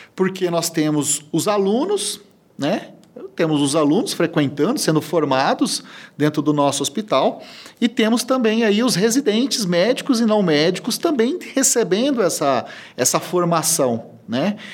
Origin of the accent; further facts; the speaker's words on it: Presidente Prudente, São Paulo, Brazil; Eu sou da cidade de Presidente Prudente